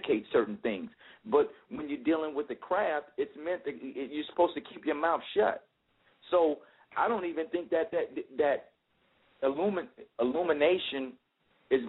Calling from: Atlanta, Georgia, United States; I'm calling from Atlanta.

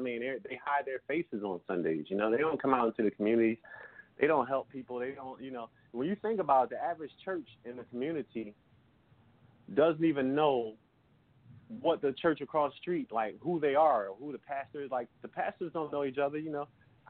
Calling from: Philadelphia, Pennsylvania, United States; I'm calling from Philly, Pennsylvania.

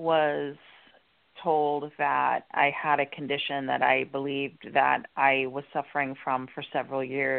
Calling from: Florida, United States

